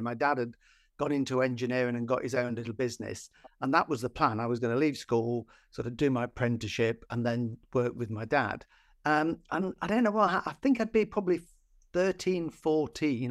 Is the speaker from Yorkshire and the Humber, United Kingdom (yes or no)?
no; Nottinghamshire, East Midlands, United Kingdom; I grew up in Nottinghamshire in, in the, in the mining villages.